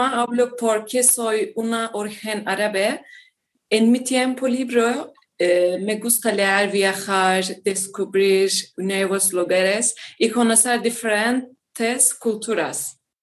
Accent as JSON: {"language": "Spanish", "town": "Hatay", "country": "Turkey", "also_born_or_lived": "Izmir, Turkey", "second_language": "Spanish", "said": "soy turca y vivo en Turquía"}